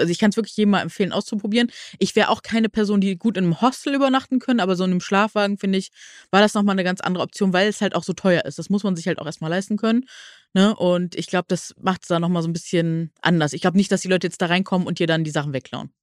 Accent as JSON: {"language": "German", "town": "Neuss", "region": "North Rhine-Westphalia", "country": "Germany", "said": "Ich komme ja aus Nüss"}